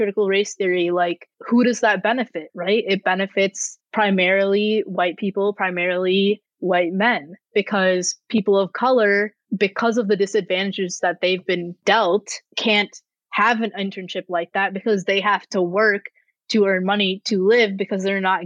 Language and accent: English; Rochester, United States; my hometown in Rochester